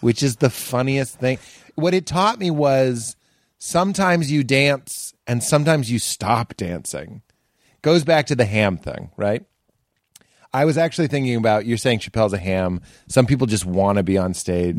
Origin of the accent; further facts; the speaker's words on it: Boston, Massachusetts, United States; moved away; I'm from Boston